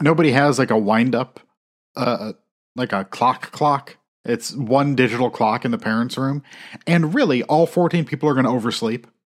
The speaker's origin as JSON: {"language": "English", "town": "South Bend", "region": "Indiana", "country": "United States", "tie": "born or raised there", "said": "I grew up, like, I was born in South Bend"}